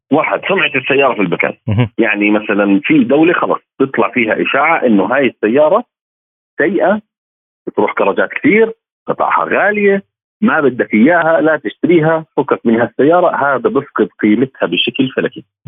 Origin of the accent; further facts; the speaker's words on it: Jordan; عندنا بالاردن